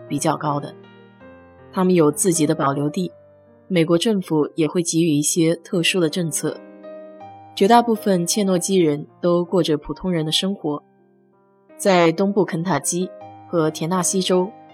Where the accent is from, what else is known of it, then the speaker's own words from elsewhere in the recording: China; 我们中国人